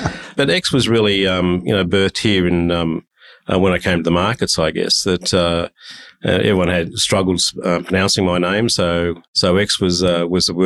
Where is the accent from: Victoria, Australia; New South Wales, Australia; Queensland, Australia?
New South Wales, Australia; Sydney; I was brought up in Bankstown